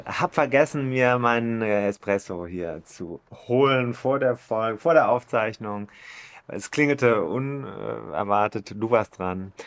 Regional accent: Germany; als Deutscher

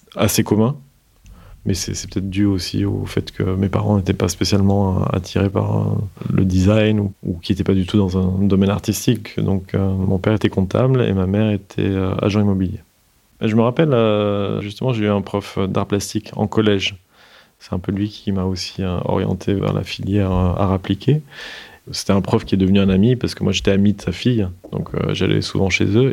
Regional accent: south of France, France; la région d'où je viens, donc du sud de la France

